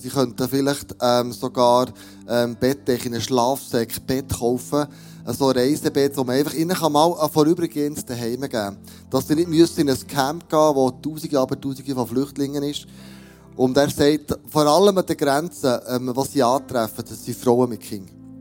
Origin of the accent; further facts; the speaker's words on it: Switzerland; für uns als Schweizer Regierung